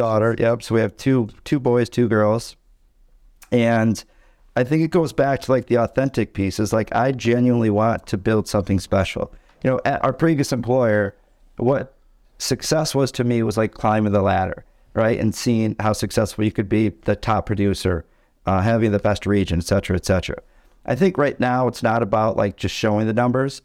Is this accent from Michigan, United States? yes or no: yes; Tawas City, Michigan, United States; right now we're in Tawas, Michigan. It's where I was born and raised